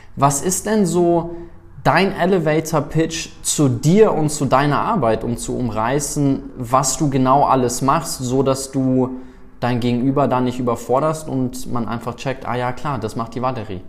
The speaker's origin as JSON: {"language": "German", "country": "South Africa", "tie": "born or raised there", "moved": "yes", "said": "ich bin ja in Südafrika groß geworden"}